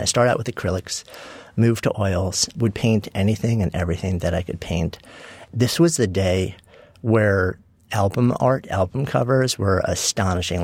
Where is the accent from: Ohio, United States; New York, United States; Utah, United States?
New York, United States; Port Washington; I grew up in a suburb of, uh, New York City, Port Washington, also known as East Egg from the Great